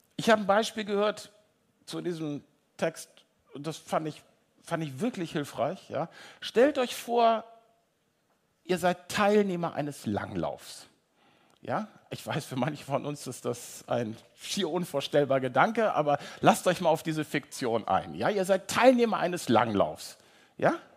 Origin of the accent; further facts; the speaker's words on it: North Frisia, Schleswig-Holstein, Germany; now in Hamburg, Germany; Ich komme aus Nordfriesland, ihr merkt, ich komme so richtig ne, aus germanischem Urland